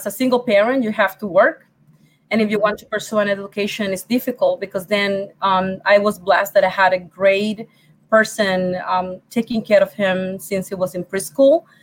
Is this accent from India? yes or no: no; Puerto Rico; English is a second language; moved away as an adult; now in Rochester, New York, United States; I'm from Puerto Rico. English is my second language